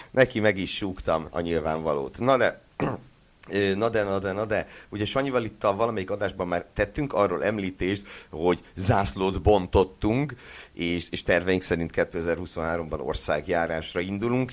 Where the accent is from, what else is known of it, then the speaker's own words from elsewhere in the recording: Szeged, Csongrád-Csanád, Hungary; Szegedi vagyok